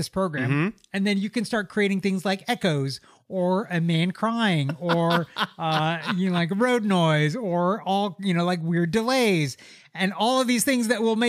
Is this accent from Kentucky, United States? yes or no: yes; Lexington, Kentucky, United States; Shout out, because they're from Lexington, Kentucky